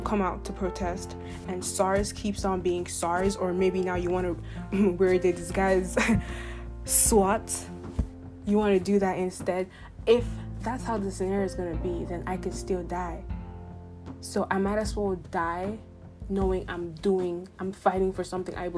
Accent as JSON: {"language": "English", "country": "Nigeria", "said": "being a Nigerian."}